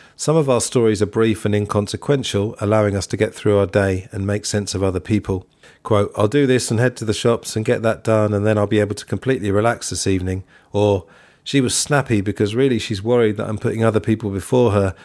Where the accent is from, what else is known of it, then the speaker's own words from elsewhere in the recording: England, United Kingdom; I'm English.